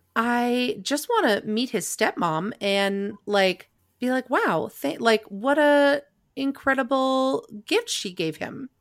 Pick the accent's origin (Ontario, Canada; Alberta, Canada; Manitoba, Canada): Manitoba, Canada; Winnipeg; moved away; I'm from Winnipeg